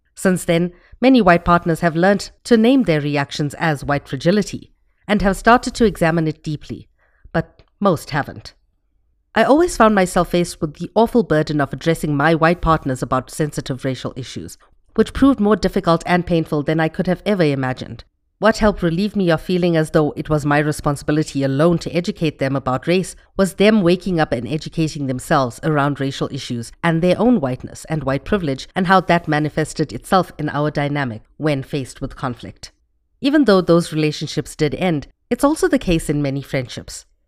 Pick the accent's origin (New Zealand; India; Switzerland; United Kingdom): India; my identity as an Indian person